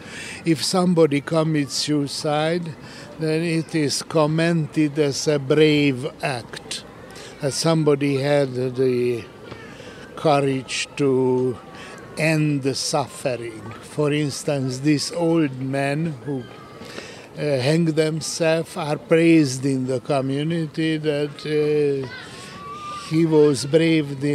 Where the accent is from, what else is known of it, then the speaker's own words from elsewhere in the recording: Budapest, Hungary; I was born and lived in Budapest in all my life